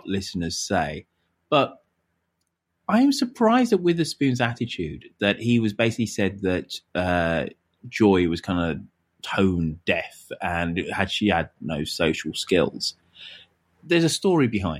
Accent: Birmingham, West Midlands, United Kingdom; accent: Brummie; As a Brummie

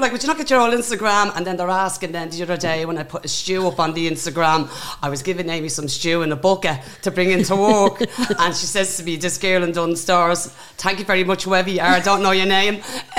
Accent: Dublin, Leinster, Ireland; I'm from Dublin 1.

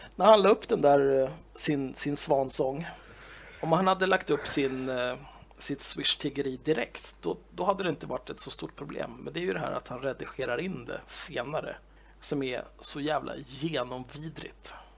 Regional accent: Stockholm, Stockholm County, Sweden; född och uppvuxen i Stockholm, den kungliga huvudstaden

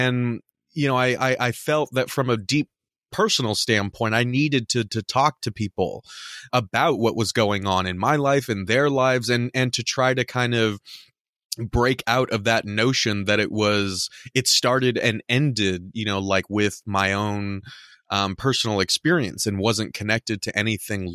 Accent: Southern California, United States; now in Midwest, United States; We're both from Southern California. Now we're in the Midwest.

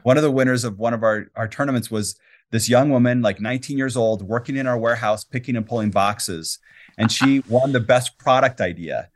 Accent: Quito, Pichincha, Ecuador; also born or lived in Latin America; now in Salt Lake City, United States; I grew up in Ecuador, and I lived in the capital city, Quito

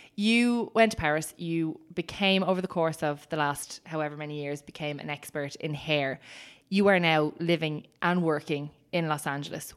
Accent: Ireland; we experience as Irish people

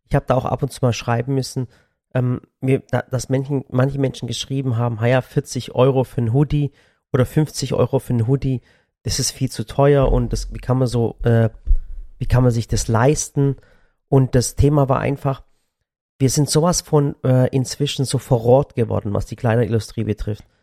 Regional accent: Sinop, Turkey; Und dass ich den Kids mal zeigen, wo ich herkomme.

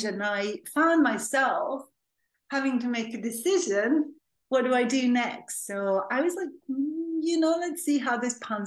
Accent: Serbia; also born or lived in Belgrade; now in London, United Kingdom; So I was born and raised in Serbia, which at that time was a different country. It was called Yugoslavia

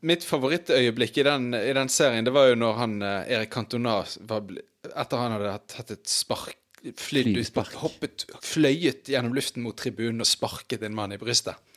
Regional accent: Bergen, Vestland, Norway; barndommen på Brann stadion

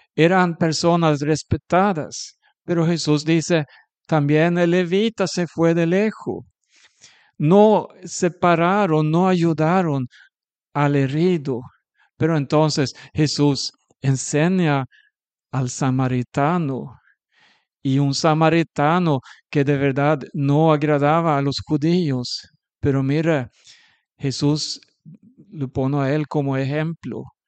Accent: Sweden; un sueco

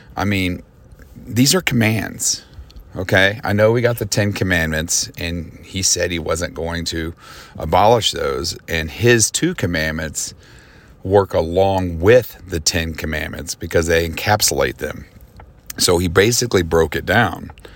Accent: United States; as an American

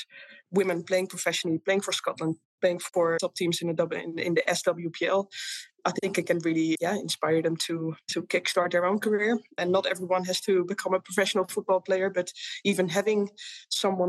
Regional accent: Amsterdam, North Holland, Netherlands; moved away as an adult; also born or lived in England / Italy; Being born and raised in Amsterdam

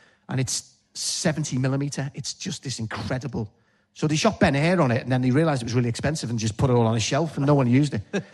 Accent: Liverpool, North West England, United Kingdom; accent: Scouse

